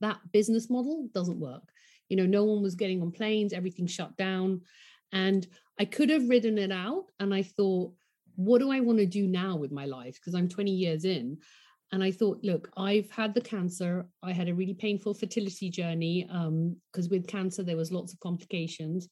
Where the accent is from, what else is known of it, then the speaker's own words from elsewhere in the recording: London, United Kingdom; I grew up in London.